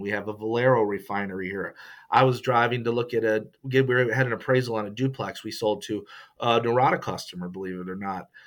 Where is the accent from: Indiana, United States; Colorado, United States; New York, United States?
New York, United States; Rochester; moved away as an adult; also born or lived in Syracuse, New York / Memphis, Tennessee; now in Mississippi, United States; I'm originally from Rochester, New York, in the upstate